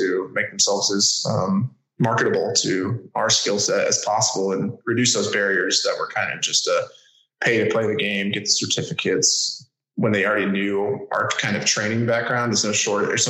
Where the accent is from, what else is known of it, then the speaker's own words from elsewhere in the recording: New Mexico, United States; moved away as an adult; also born or lived in Pacific Northwest; growing up in New Mexico